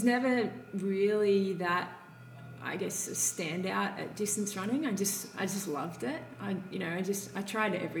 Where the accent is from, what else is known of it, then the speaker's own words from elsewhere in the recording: Grays Point, New South Wales, Australia; I grew up in Grays Point